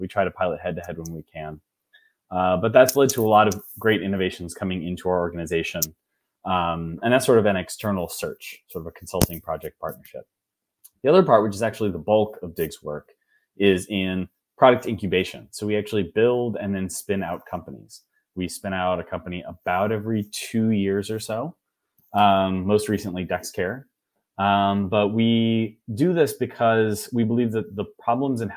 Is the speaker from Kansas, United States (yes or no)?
yes; Wichita, Kansas, United States; moved away; also born or lived in Massachusetts; I'm originally from Wichita, Kansas